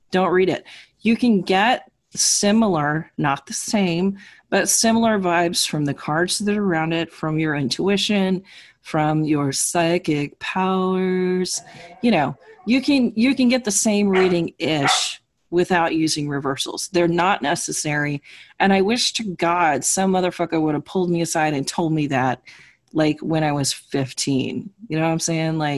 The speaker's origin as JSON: {"language": "English", "region": "New York", "country": "United States", "said": "the New Yorker."}